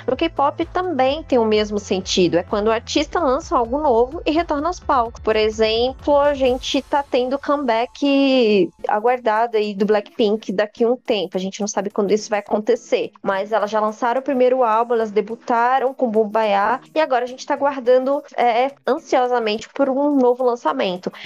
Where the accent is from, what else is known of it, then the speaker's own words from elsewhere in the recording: Brazil; nós brasileiros